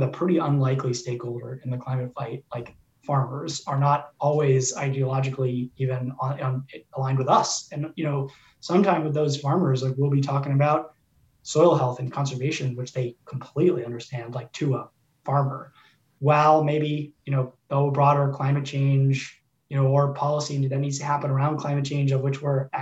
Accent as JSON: {"language": "English", "town": "Oakland", "region": "California", "country": "United States", "tie": "born or raised there", "said": "we grew up in Oakland, California"}